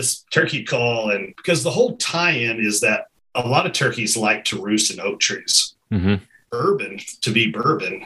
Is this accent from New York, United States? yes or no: no; Kentucky, United States; growing up in Kentucky